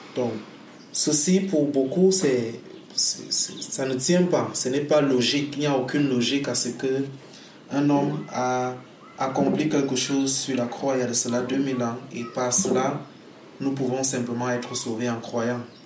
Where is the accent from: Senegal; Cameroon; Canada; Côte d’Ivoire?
Cameroon; Je suis camerounais